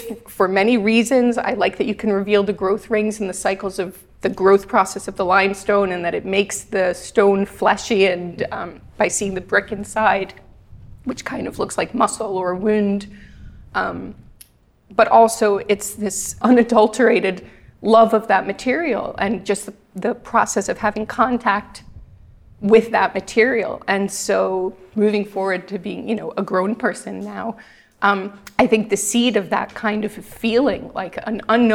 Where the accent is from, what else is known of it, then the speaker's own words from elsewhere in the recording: New York, United States; I'm from New York.